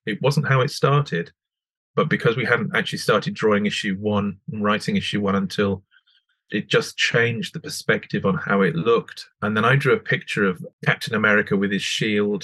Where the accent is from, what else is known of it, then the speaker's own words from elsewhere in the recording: the Scottish Borders, Scotland, United Kingdom; I grew up on the Scottish borders